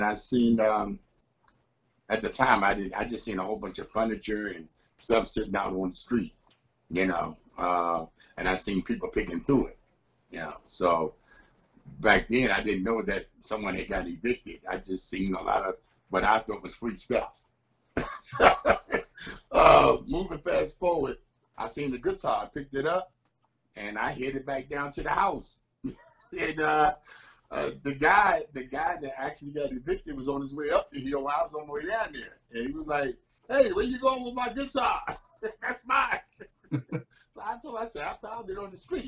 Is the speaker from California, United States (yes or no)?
no; Washington, District of Columbia, United States; also born or lived in Maryland; now in Upper Marlboro, United States; I'm originally from Southeast D.C., Washington, D.C., you know. Been raised up there most of my life, the other half, in Maryland